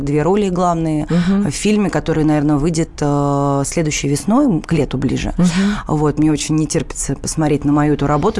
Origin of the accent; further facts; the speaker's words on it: Moscow, Russia; у папы в Москве, я москвичка